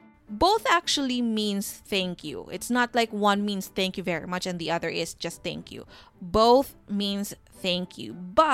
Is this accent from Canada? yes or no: yes; Canada; I am not Korean. I am just a Filipino-Canadian tita that just loves K-drama.